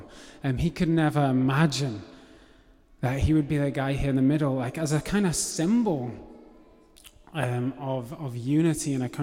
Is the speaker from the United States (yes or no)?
no; England, United Kingdom; accent: English; So I have an English accent. I was born in England, brought up in England.